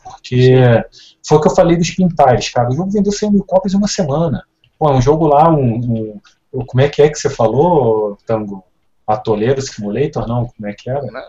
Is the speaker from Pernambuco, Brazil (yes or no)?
no; Rio de Janeiro, Brazil; eu sou carioca